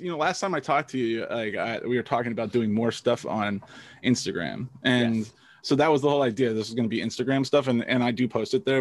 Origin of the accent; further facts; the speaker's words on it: New Jersey, United States; I, I grew up in New Jersey, so pretty normal, like suburban